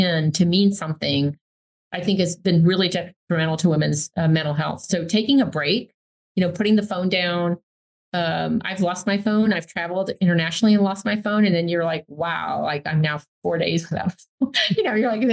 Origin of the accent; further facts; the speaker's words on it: New York, United States; I grew up in New York